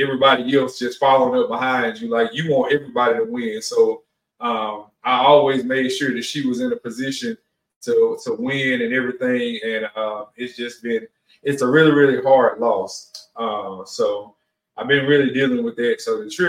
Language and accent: English; New Orleans, Louisiana, United States; also born or lived in Mississippi; I'm from Mississippi. I grew up in New Orleans